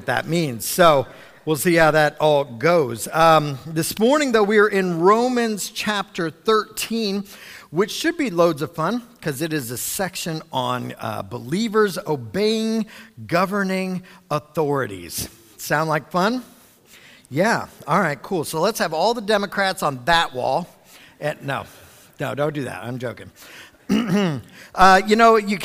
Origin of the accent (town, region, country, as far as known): United States